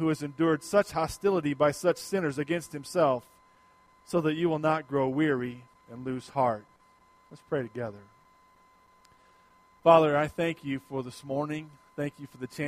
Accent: United States; as American Christians

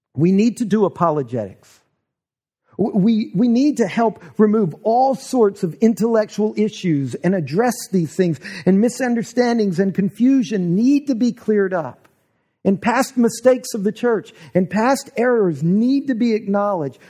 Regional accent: the South, United States; we grew up here in the South

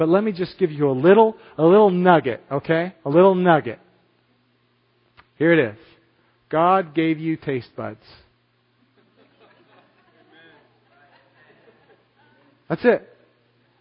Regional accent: United States; me as an American

